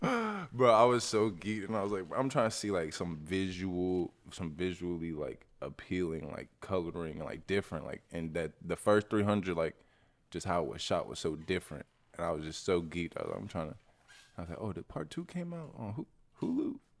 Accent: Kennesaw, Georgia, United States; I'm from Kennesaw

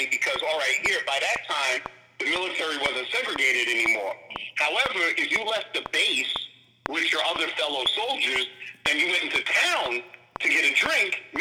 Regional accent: New York City, New York, United States; I was born in Brooklyn, New York, June 27, 1970. I'm the son of … You know, my, my dad, he's a Vietnam veteran. He's also a Jamaican immigrant.

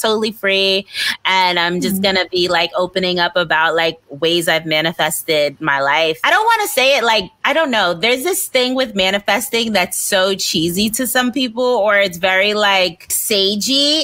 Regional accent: New York City, New York, United States; moved away as an adult; now in Los Angeles, United States; growing up in Brooklyn and all the things that I've gone through.

